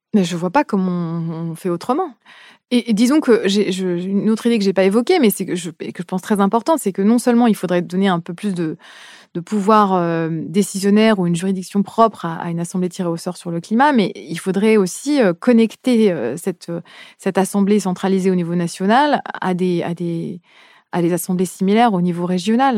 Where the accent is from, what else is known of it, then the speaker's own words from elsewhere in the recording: France; en tant que française